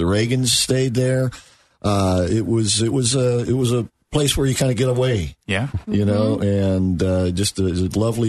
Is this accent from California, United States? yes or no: no; Orlando, Florida, United States; I grew up here in Orlando.